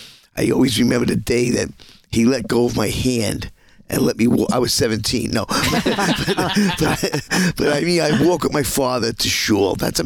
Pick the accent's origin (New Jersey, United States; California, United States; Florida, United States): New Jersey, United States; Dumont; moved away as an adult; also born or lived in Brooklyn, New York / Chicago; I was born in Brooklyn, lived in New York till like 5. Most of my life was, the grow-up years was from 5 to 17 in Dumont, New Jersey.